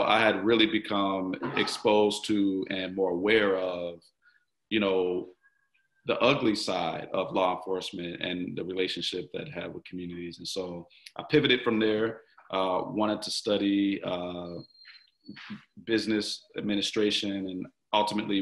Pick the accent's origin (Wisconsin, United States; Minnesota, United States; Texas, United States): Wisconsin, United States; Milwaukee; Born and raised in Milwaukee, North Side. I grew up on 17th Street, just off of Capitol.